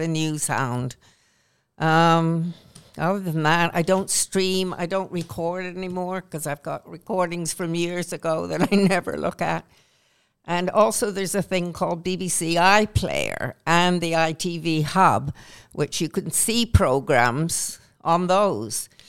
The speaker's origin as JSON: {"language": "English", "country": "Canada", "tie": "born or raised there", "accent": "Canadian", "moved": "as an adult", "lives_now": "England, United Kingdom", "said": "although I was born in Canada, I've been in England since nineteen sixty-six, married an Englishman, and I feel more English than Canadian now, even though I sound Canadian still"}